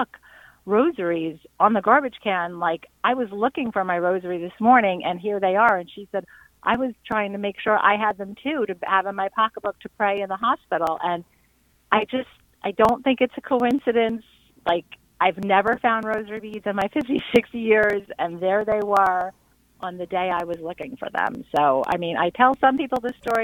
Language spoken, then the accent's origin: English; New York City, New York, United States; now in Avon-by-the-Sea, United States; I grew up in Staten Island, though. I'm a New York girl who came to Jersey